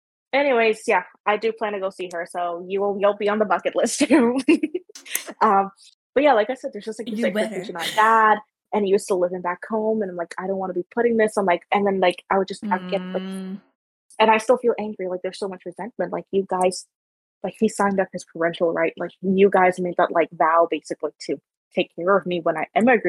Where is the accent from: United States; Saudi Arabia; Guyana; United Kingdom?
Guyana; now in Canada; Like, I grew up in Guyana, and, like, I moved here, and, like, it's a different cultural expectations with working, whatever, exactly.